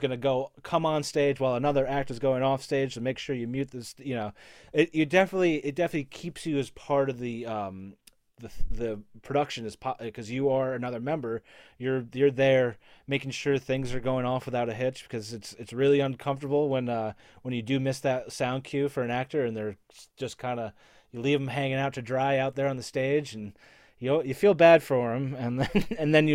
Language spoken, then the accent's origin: English; Connecticut, United States; moved away as an adult; also born or lived in Glen Ridge, New Jersey; now in Los Angeles, United States; I moved up to Connecticut